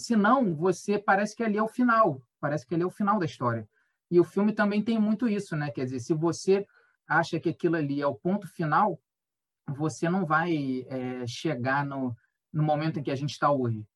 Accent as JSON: {"language": "Portuguese", "country": "Brazil", "said": "sendo brasileiro"}